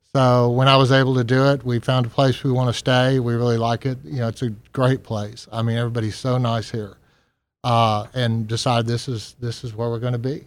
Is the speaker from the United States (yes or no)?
yes; Texas, United States; moved away as an adult; also born or lived in New Orleans; now in Gulfport, United States; I'm originally from Texas